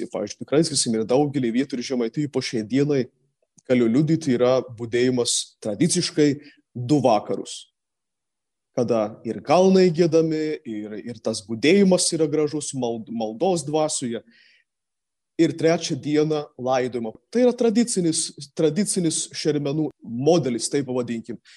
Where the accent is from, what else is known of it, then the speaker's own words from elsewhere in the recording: Samogitia, Lithuania; Netgi mes žemaičiai